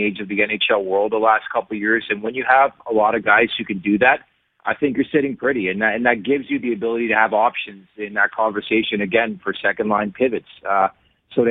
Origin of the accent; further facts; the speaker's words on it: Canada; I'm Canadian